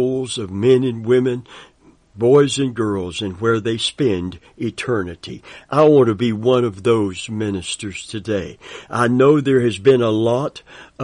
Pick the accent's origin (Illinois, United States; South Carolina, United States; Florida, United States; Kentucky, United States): Kentucky, United States; I'm from Kentucky, and I've heard that term many times growing up in a Christian family